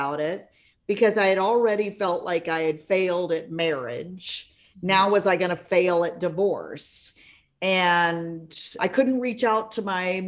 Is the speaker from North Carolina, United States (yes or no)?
no; Florida, United States; I'm a native Floridian